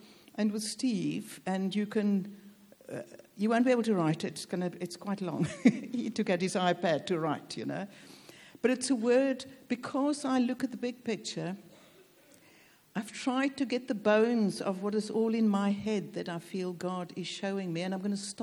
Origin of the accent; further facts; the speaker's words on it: South Africa; moved away; also born or lived in Cape Town, South Africa; Though I'm South African, my dad was British and moved to South Africa, so I've got a stake in this nation, do you see? So I'm British South African